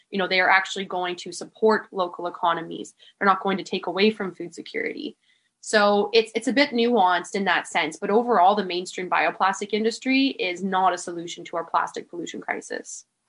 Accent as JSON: {"language": "English", "area": "Manitoulin Island", "region": "Northern Ontario", "country": "Canada", "tie": "born or raised there", "moved": "yes", "lives_now": "Tofino, Canada", "said": "I actually moved away from Tofino when I was four years old to an island called Manitoulin"}